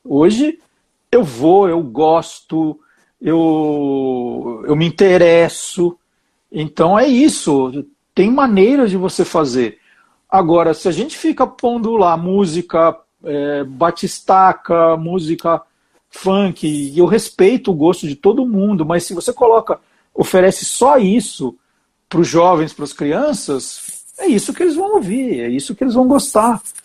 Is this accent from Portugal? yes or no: no; Brazil; como brasileiro